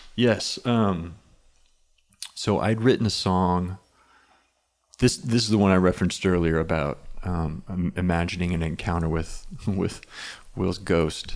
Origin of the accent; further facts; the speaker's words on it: Inola, Oklahoma, United States; now in Norman, United States; I grew up in Inola, which is very close to Claremore